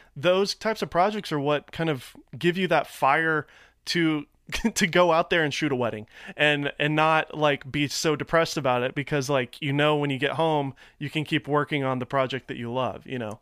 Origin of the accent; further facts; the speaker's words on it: Nashville, Tennessee, United States; now in Los Angeles, United States; I'm from Nashville